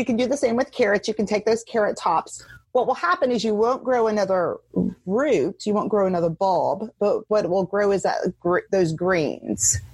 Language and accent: English; the South of the US, United States; I grew up in the South, and in the South of the US, you have a green with every dinner of some sort.